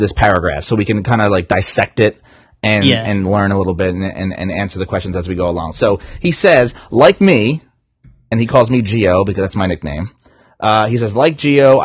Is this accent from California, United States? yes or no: no; New Jersey, United States; I'm from Jersey